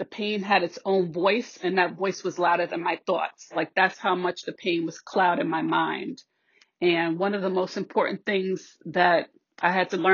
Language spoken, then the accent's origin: English; New York City, New York, United States; now in Westchester County, United States; I'm originally from the Bronx, currently living in Westchester